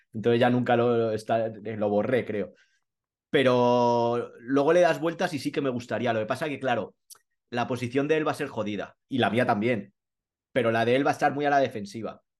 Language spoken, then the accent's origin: Spanish; Madrid, Community of Madrid, Spain; also born or lived in Colmenar Viejo; yo soy madrileño